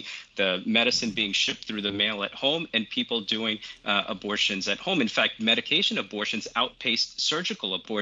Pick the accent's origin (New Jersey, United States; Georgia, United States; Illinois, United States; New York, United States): New Jersey, United States; my home state of New Jersey